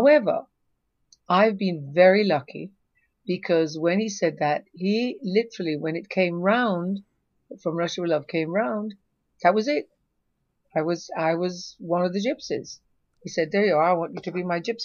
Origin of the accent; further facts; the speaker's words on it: Jamaica; I'm Jamaican